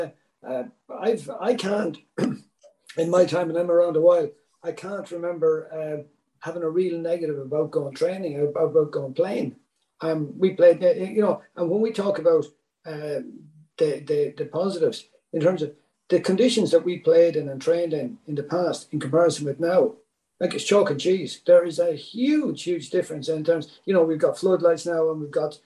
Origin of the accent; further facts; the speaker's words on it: Athlone, Westmeath, Ireland; now in Galway, Ireland; I'm from Athlone, I grew up in the Midlands